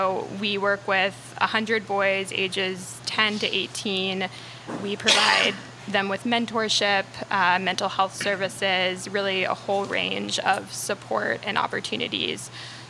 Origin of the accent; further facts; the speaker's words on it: Atlanta, Georgia, United States; From Atlanta.